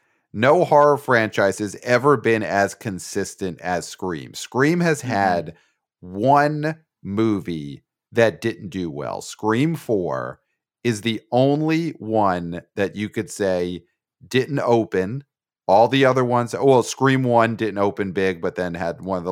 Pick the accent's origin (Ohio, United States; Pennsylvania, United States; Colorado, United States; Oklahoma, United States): Pennsylvania, United States; outside Pittsburgh